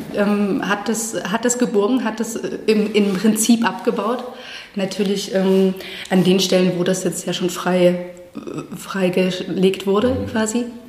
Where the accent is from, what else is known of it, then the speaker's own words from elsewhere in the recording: Chemnitz, Saxony, Germany; also born or lived in Halsbrücke; wir sind ja dann in Chemnitz aufgewachsen.